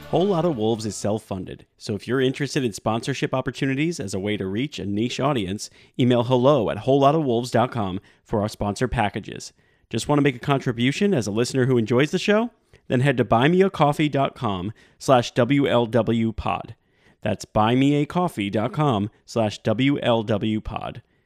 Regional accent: United States; as an American

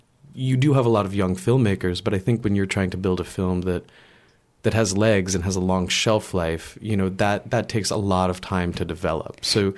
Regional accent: United States; moved away as an adult; now in Paris, France; being the American that has come to France

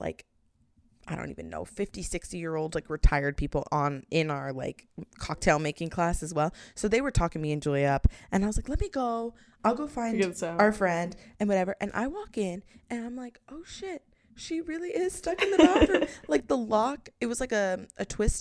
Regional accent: United States; we are American.

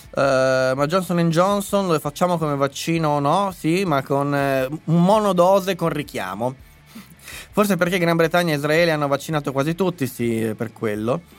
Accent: Lombardy, Italy; born there; sono nato in Lombardia

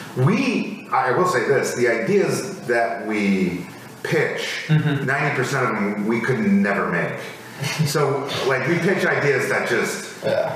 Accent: Minnesota, United States; moved away; growing up in Minnesota

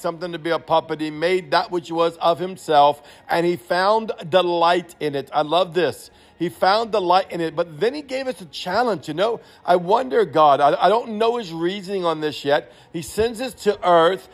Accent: New Orleans, Louisiana, United States; I'm from New Orleans

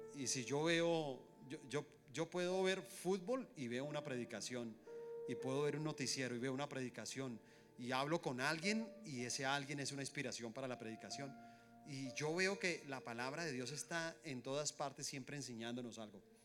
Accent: Colombia; somos colombianos, somos una misma nación

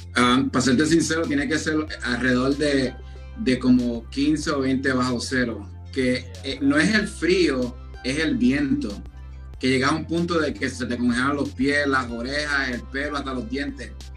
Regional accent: Puerto Rico; now in Chicago, United States; de los puertorriqueños que venimos aquí, nos acoplamos y seguimos propagando la cultura

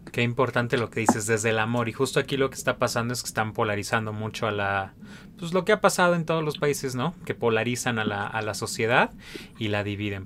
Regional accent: Mexico; como sociedad mexicana

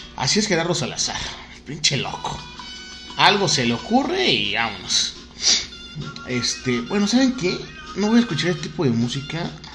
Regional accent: Oaxaca, Mexico; soy de Oaxaca, Oaxaca

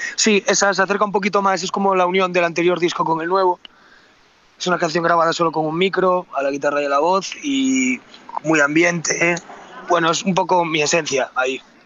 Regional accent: Galicia, Spain; also born or lived in Madrid; me marché para Galicia y ahí me volví a enamorar otra vez de, mi tierra

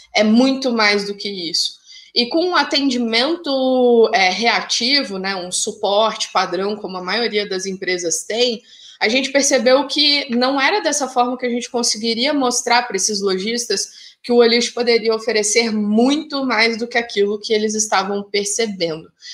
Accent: Curitiba, Paraná, Brazil; sou curitibana

